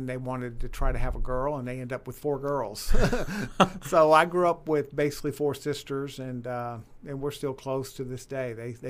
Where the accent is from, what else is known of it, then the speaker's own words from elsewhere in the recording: Mountain View, Arkansas, United States; So basically from junior high through high school, I grew up in Arkansas.